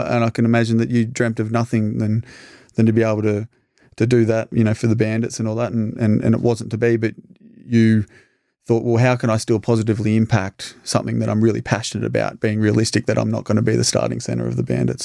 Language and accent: English; Albury, New South Wales, Australia; her next door neighbor for five years growing up in East Albury.